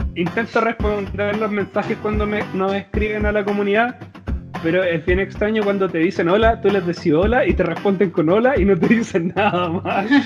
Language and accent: Spanish; Chile; Nosotros somos de Chile